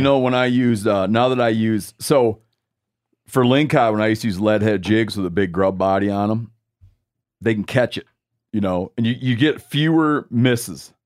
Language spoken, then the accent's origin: English; Lake Michigan, United States; moved away; when I was growing up in Lake Michigan